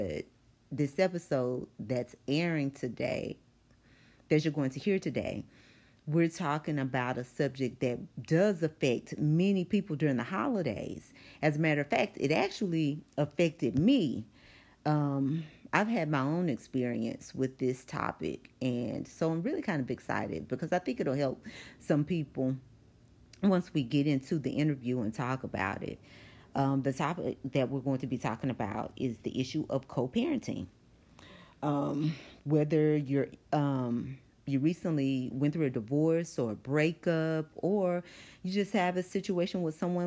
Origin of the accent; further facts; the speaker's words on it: Longview, Texas, United States; moved away; my hometown of Longview